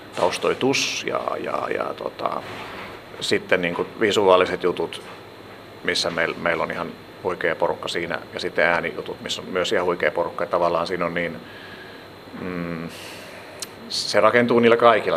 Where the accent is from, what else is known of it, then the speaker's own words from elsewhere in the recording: Helsinki, Uusimaa, Finland; Mä olen tällainen helsinkiläinen teatterialan sekatyömies